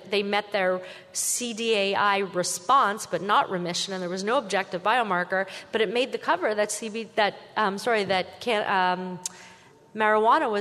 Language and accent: English; Canada; I'm Canadian